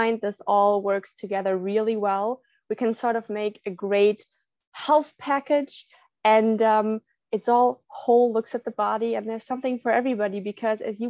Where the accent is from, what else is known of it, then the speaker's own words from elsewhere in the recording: Berlin, Germany; now in Puerto Vallarta, Mexico; I'm on vacation in my hometown, Berlin, in Germany.